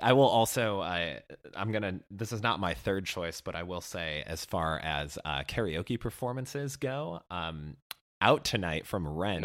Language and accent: English; near Chicago, Illinois, United States; my hometown, well, near hometown adjacent of Chicago